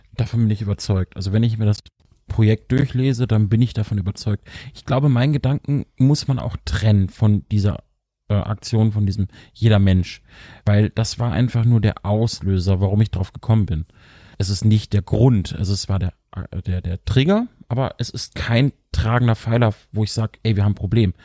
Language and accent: German; Lower Saxony, Germany; ich als Niedersachse